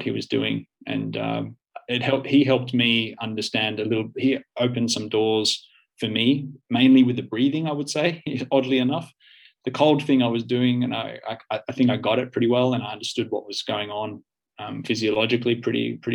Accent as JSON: {"language": "English", "country": "Australia", "moved": "as an adult", "lives_now": "Finland", "said": "I'm the Australian guy that moves from one side of the planet to the other, from the hot, warm climate to the cold climate"}